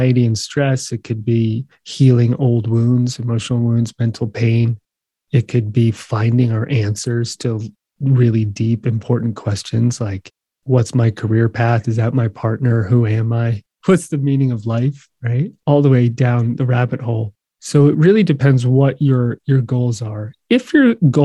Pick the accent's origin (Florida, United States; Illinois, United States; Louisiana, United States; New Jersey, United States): New Jersey, United States; moved away as an adult; also born or lived in Hawaii / New York / California; in New Jersey, not far from you. So I grew up in the shadow of the city.